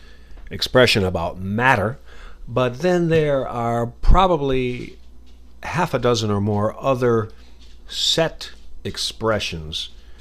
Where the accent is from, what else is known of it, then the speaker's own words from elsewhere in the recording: United States; accent: American; that's my American accent